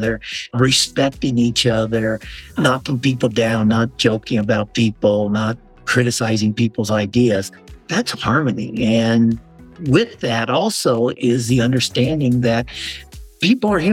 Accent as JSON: {"language": "English", "town": "Las Vegas", "region": "Nevada", "country": "United States", "tie": "born or raised there", "also_born_or_lived": "Dallas, Texas / Singapore", "moved": "as an adult", "lives_now": "Southern California, United States", "said": "I grew up in Las Vegas, another desert climate"}